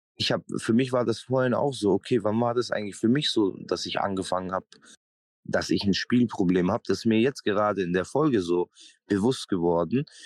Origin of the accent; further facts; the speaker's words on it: Memmingen, Bavaria, Germany; moved away; die Stadt, wo ich aufgewachsen bin, muss man auch dazu sagen, ähm, wie viele Einwohner hat Memmingen